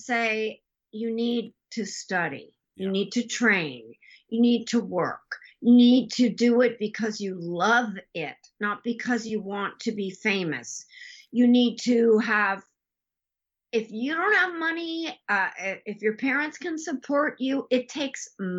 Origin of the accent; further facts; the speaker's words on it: San Francisco, California, United States; we grew up together in San Francisco